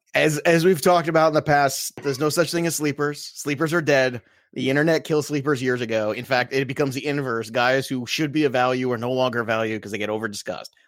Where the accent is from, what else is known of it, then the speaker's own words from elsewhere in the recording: Brooklyn, New York, United States; now in New Jersey, United States; I'm from Brooklyn originally